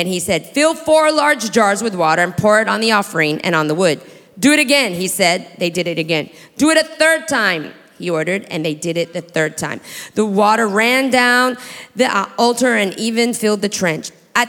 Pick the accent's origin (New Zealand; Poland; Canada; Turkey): New Zealand; born there; So I was born in New Zealand to a father who's Australian, grew up in the Philippines in a Chinese compound, going to an American school.